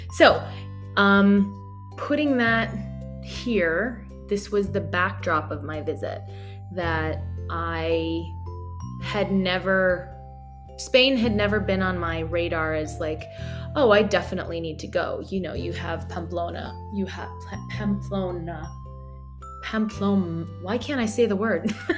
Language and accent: English; Colorado, United States; I'm from Colorado